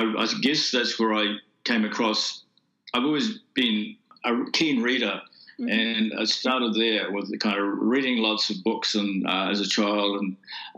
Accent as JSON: {"language": "English", "region": "Auckland", "country": "New Zealand", "tie": "born or raised there", "also_born_or_lived": "Fiji", "lives_now": "South Island, New Zealand", "said": "I was born and educated in Auckland, and I've spent time in Fiji, which is where my mother's from"}